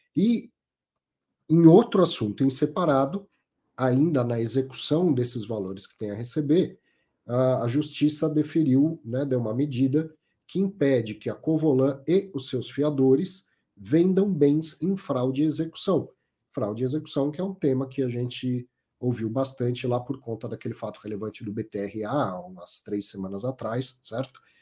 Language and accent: Portuguese; São Paulo, Brazil; Eu ah, sou paulistano